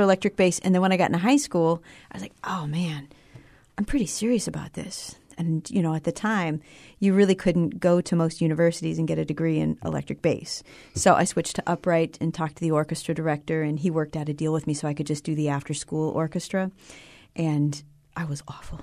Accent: Billings, Montana, United States; I grew up in Billings, Montana

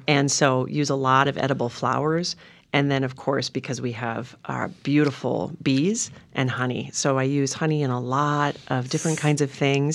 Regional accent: Montana, United States; also born or lived in Minnesota; now in Oregon, United States; growing up in Montana

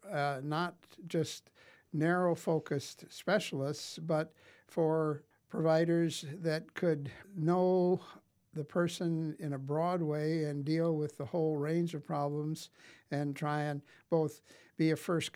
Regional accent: Wessington Springs, South Dakota, United States; I grew up in Wessington Springs, or on a farm, actually, west of Wessington Springs

